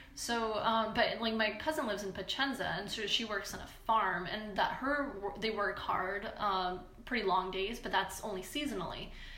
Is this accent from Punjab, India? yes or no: yes; Punjab, India; Yeah, like I'm from Punjab.